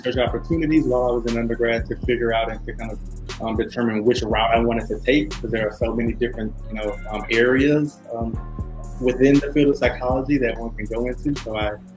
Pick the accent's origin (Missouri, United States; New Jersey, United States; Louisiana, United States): Louisiana, United States; Baton Rouge; moved away as an adult; also born or lived in New Orleans; now in California, United States; I'm originally from Baton Rouge, Louisiana. Most of my family, is still there